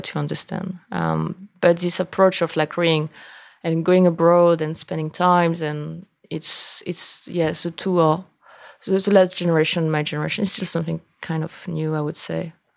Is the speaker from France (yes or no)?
yes; Angers, Pays de la Loire, France; English is a second language; moved away as an adult; now in New York, United States; I grew up in Angers and I learned that I wanted to be in wine being in Angers